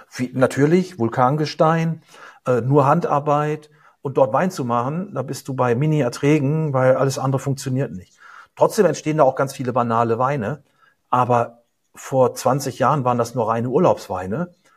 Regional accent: Germany; also born or lived in United States; als Deutscher

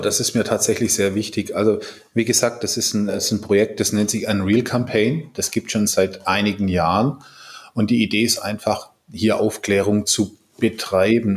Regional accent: Swabia, Germany; moved away; ich bin ja Schwabe

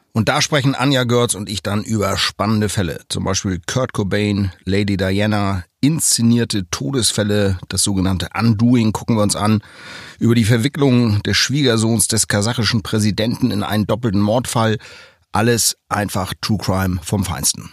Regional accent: Kiel, Schleswig-Holstein, Germany; Wir stammen beide aus Kiel

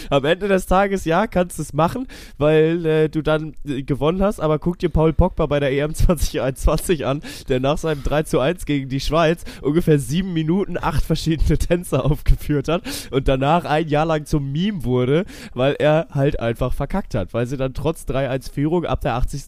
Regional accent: Kiel, Schleswig-Holstein, Germany; bin ja Kieler Jung

